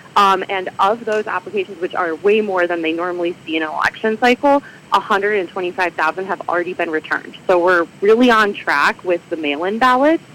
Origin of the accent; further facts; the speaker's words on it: Michigan, United States; moved away as an adult; now in Illinois, United States; I grew up in Michigan